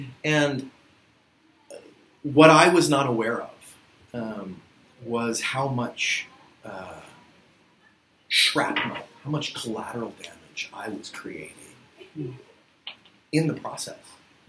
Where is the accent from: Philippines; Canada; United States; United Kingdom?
Philippines; And growing up in the Philippines was very difficult for me, which sounds reverse, but growing up as a white kid in sort of the late 80s, early 90s in the Philippines, it produced a lot of sort of confusion.